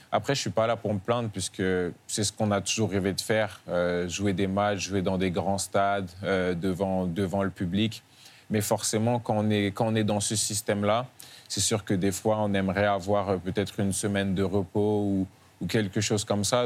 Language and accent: French; Bordeaux, Nouvelle-Aquitaine, France; also born or lived in Rouen / Dijon; C'est surtout à Bordeaux que j'ai vraiment pris conscience de, la vie que j'avais